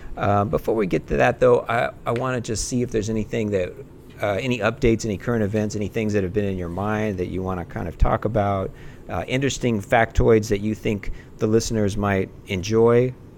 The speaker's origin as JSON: {"language": "English", "region": "California", "country": "United States", "said": "we're from California"}